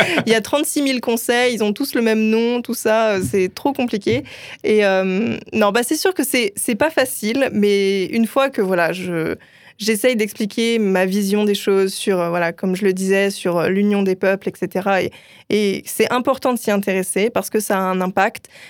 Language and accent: French; Brest, Brittany, France; moi, je viens de Brest